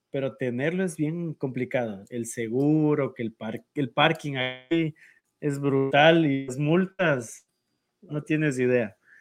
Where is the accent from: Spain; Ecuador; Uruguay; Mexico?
Ecuador; nosotros como ecuatorianos